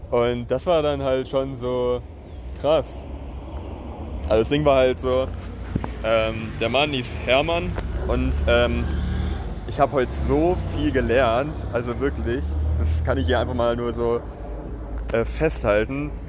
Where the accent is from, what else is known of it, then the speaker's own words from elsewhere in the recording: Germany; ja, ich komme aus Deutschland und äh, ja, mein Vater ist hier groß geworden